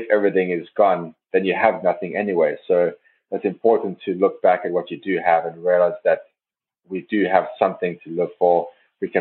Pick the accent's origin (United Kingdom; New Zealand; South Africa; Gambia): South Africa; now in Norway; as a South African